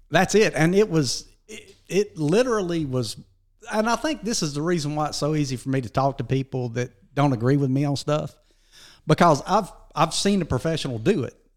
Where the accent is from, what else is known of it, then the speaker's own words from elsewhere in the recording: Dora, Alabama, United States; also born or lived in Sumiton; we were born and raised around Dora, Walker County, and uh, graduated out of Dora High School barely